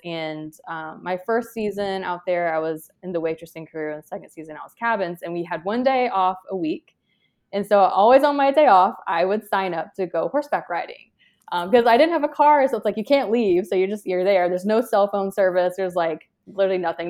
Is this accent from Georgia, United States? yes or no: yes; Georgia, United States; I'm from Georgia